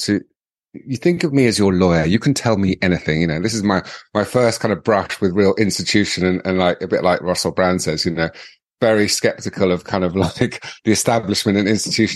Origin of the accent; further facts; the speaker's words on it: London, United Kingdom; also born or lived in Warwickshire / Miami; I was born in London, born at St. Thomas's Hospital